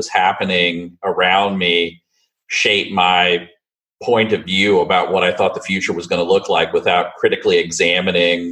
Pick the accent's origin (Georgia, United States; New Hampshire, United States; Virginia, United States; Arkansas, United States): Virginia, United States; Gladys; moved away; I grew up in Gladys, which is a very small town in rural central Virginia in the 70s and 80s